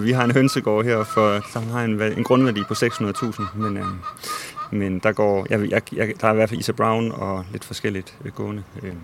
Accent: Odense, Southern Denmark, Denmark; also born or lived in Nørrebro, Copenhagen; now in Copenhagen, Denmark; i min barndom med mine forældre og bedsteforældre i Odense, hvor jeg kommer fra

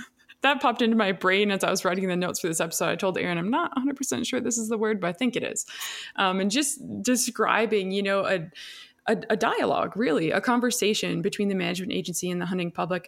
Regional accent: Minnesota, United States; also born or lived in Wisconsin; I'm from Minnesota. I did my um, undergraduate education in Wisconsin, so both are home to me.

